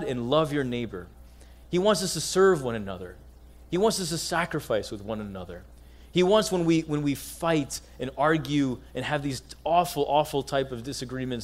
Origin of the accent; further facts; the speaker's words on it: United States; accent: American; as an Egyptian American, I always felt, and maybe you can relate in your own way, as one who was born here in the States